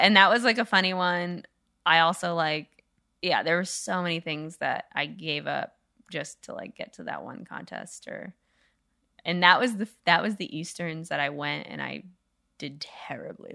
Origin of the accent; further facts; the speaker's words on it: New England, United States; I grew up in New England